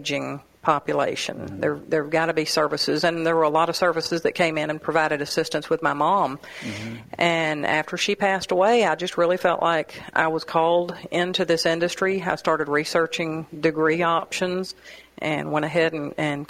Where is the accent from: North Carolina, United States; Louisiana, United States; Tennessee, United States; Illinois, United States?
Tennessee, United States; Hermitage; now in Murfreesboro, United States; Originally from Hermitage.